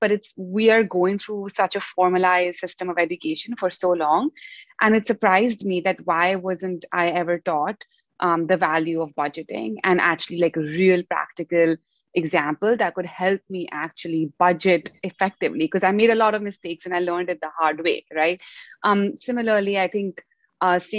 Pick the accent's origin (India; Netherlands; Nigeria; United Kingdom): India; moved away as an adult; also born or lived in United States; growing up in India, and then coming to the US to study